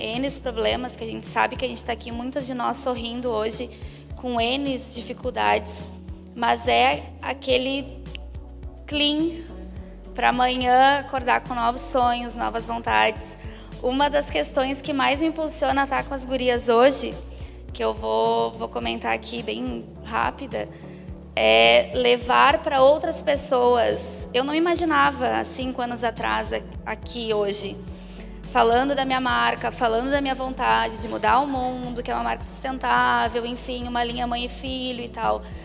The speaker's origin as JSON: {"language": "Portuguese", "town": "Caxias do Sul", "region": "Rio Grande do Sul", "country": "Brazil", "said": "sou do Rio Grande do Sul, gaúcha, de Caxias, na Serra"}